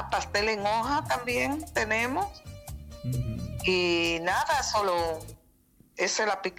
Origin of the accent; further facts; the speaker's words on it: Dominican Republic; mañana yo tengo, eh, bueno, la gastronomía dominicana, que somos, vamos a decir, la tradicional eh, quipe, patelitos, eh, chulito de yuca